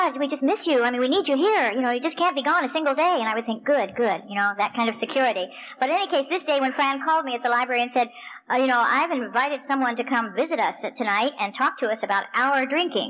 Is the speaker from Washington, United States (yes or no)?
yes; Spokane, Washington, United States; also born or lived in Tucson, Arizona; I'm from Spokane, Washington, which is the other side of the state